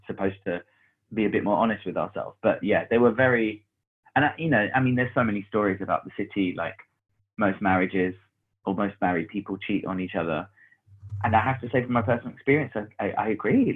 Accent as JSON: {"language": "English", "region": "London", "country": "United Kingdom", "tie": "born or raised there", "said": "I grew up in Hackney in um, North London"}